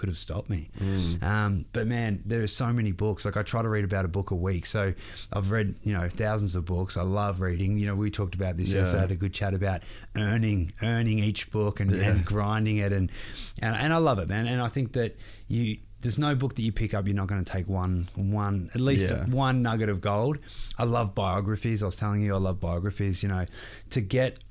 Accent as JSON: {"language": "English", "country": "Australia", "said": "I'm all the way from the other side of the world, Australia"}